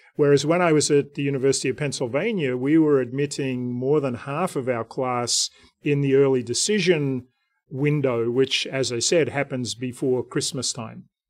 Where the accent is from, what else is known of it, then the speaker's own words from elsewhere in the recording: Canberra, Australian Capital Territory, Australia; moved away as an adult; now in United States; I grew up in Canberra